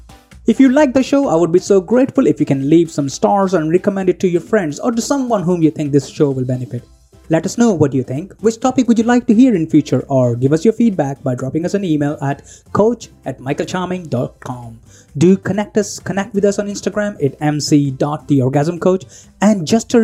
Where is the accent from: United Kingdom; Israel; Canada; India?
India; I come from India